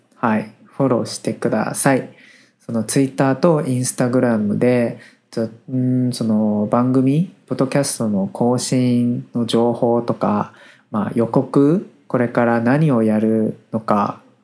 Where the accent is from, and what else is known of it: Taiwan; Japanese is a second language